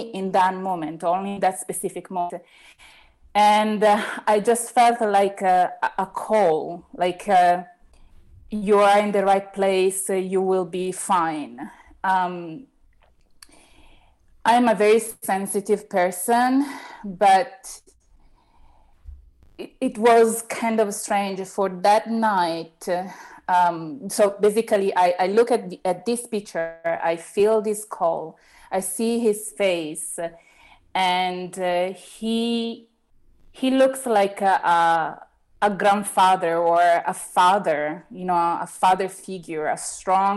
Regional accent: Italy; English is a second language; also born or lived in Rome; I was the only Italian in that specific moment

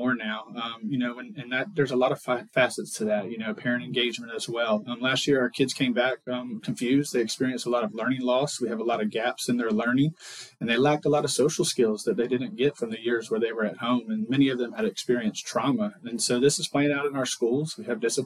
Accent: Leon County, Florida, United States; I was born and raised here in Leon County.

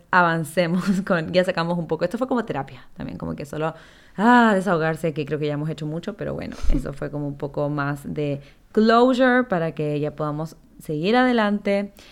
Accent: Chile; now in Ecuador; nosotros, para los que no saben, somos chilenas, pero vivimos en Ecuador hace muchos años, casi como 15 años

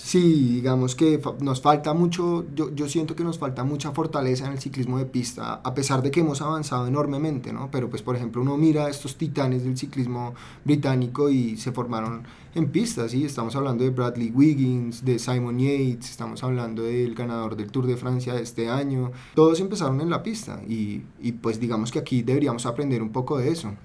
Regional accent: Colombia; Como colombianos

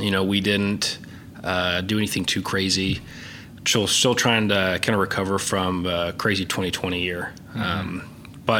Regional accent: Oklahoma City, Oklahoma, United States; born and raised here. Yeah, did my undergrad here

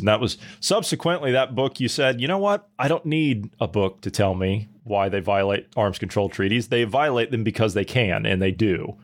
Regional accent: United States; I'm an American after all

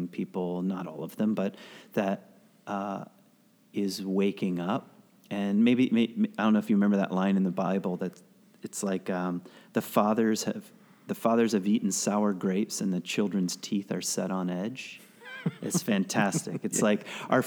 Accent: the South, United States; I was raised in the South

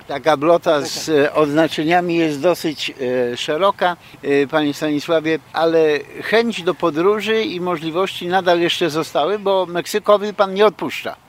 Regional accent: near Poznań, Greater Poland, Poland; moved away as an adult; now in United States; z Wielkopolski, spod Poznania, to też takie moje rodzinne strony

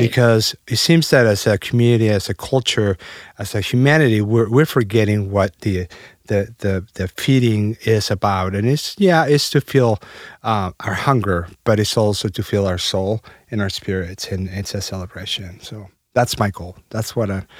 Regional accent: Mexico City, Mexico; also born or lived in Alton, Illinois; now in United States; I was uh, born and raised in Mexico City.

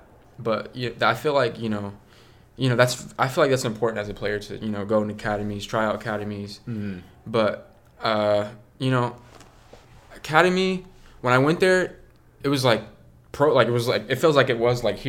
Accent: Tulsa, Oklahoma, United States; No. My family's from Guatemala. I'm from here. So I was born and raised in Tulsa, Oklahoma. My mom's from California.

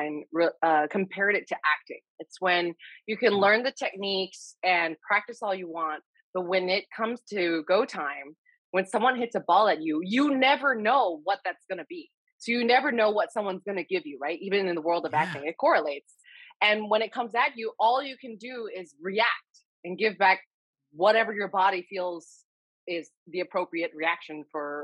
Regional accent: Texas, United States; also born or lived in Hawaii; I grew up in Texas and, well, I was born in Hawaii and then I moved to Texas when I was 8

